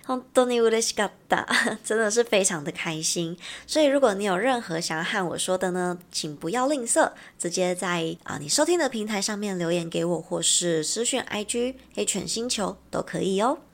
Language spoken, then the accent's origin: Chinese; Taiwan; 我们是从台湾来的